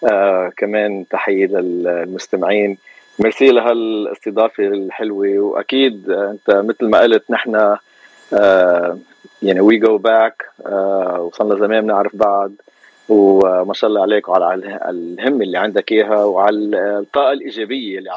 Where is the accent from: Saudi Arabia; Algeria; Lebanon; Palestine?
Lebanon; moved away as an adult; now in Los Angeles, United States; من لبنان خلقت وربيت بلبنان آه و... و جيت على امريكا وصار لي هون تقريب ال 32 سنه